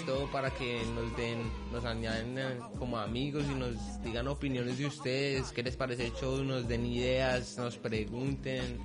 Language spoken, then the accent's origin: Spanish; Colombia; somos colombianos